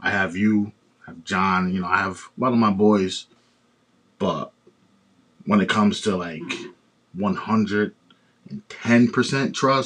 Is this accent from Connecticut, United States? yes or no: yes; West Haven, Connecticut, United States; I'm from West Haven.